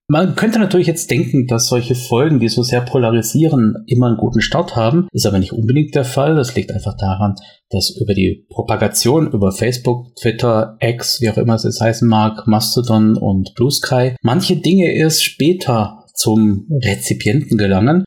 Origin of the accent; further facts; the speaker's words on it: Swabia, Germany; accent: Swabian; wie man bei uns im Schwabenland sagt